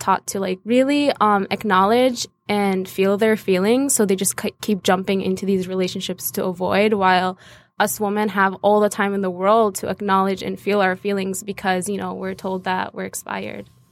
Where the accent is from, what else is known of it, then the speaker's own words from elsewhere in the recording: Asira ash-Shamaliya, Nablus Governorate, Palestine; I'm from Palestine, Nablus Asira Shamalia